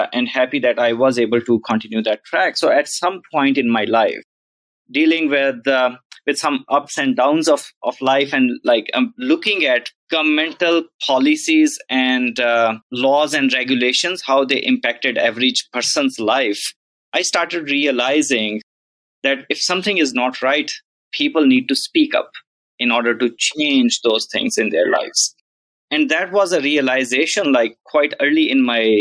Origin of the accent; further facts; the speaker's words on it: South Punjab, Pakistan; moved away as an adult; now in Lubbock, United States; So I was born and raised in Pakistan. I was born in at a place that was southern part of Pakistan, South Punjab.